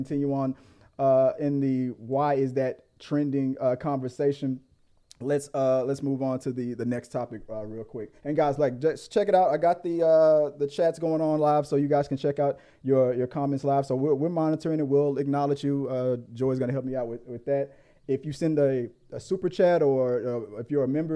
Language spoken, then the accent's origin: English; Louisiana, United States; moved away; When I go back home, sometimes take me back to Louisiana. You'll hear my accent come out a lot